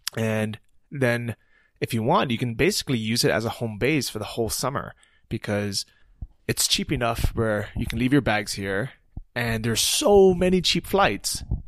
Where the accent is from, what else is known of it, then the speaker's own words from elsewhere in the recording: United States; moved away; as an American or non-European resident